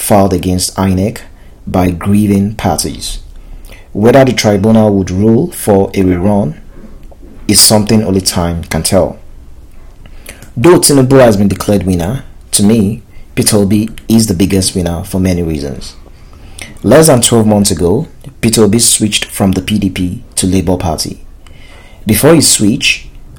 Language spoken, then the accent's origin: English; Nigeria; As a Nigerian